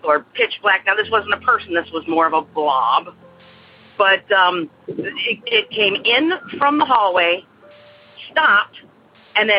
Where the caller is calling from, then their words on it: Aurora, Illinois, United States; I'm calling from Aurora, Illinois